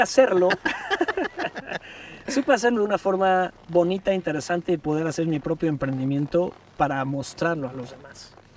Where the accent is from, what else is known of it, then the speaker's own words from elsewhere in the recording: Puebla, Mexico; como poblano, como local, dijeras, quiero hacer algo diferente en mi estado, en mi ciudad